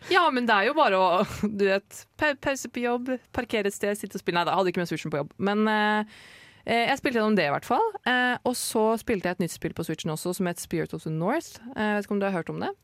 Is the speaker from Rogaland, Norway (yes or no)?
no; Oslo, Norway; now in Trondheim, Norway; jeg har jo vært hjemme i Oslo i sommer